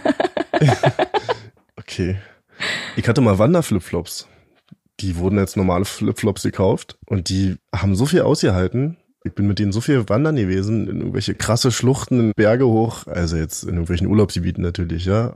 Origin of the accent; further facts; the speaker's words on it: East Germany, Germany; Ich bin ja ein richtiger Ossi